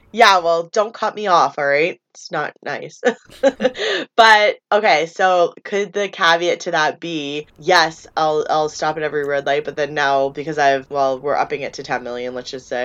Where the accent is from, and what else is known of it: Canada